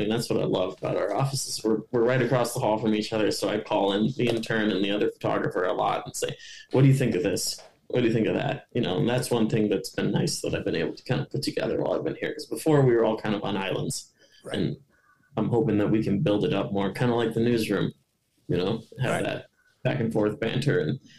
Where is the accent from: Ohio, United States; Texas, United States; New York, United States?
Ohio, United States; And I eat fly fish a lot growing up in Ohio, but I don't go nearly enough here, which is funny.